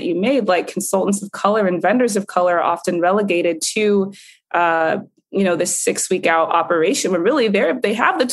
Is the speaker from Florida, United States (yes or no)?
yes; Florida, United States; in Florida, that's my home state.